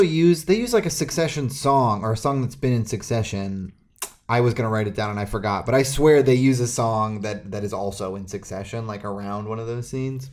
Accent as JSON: {"language": "English", "region": "Pacific Northwest", "country": "United States", "tie": "born or raised there", "said": "I grew up in the Pacific Northwest"}